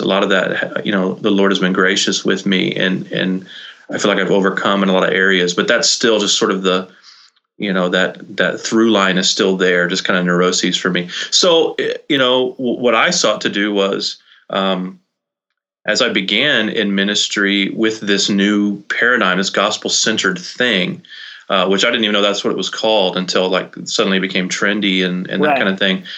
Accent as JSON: {"language": "English", "town": "Brownsville", "region": "Texas", "country": "United States", "tie": "born or raised there", "also_born_or_lived": "Nashville, Tennessee", "moved": "as an adult", "lives_now": "Vermont, United States", "said": "I was born in Brownsville, Texas. Grew okay. up in the Rio Grande Valley, down in South Texas"}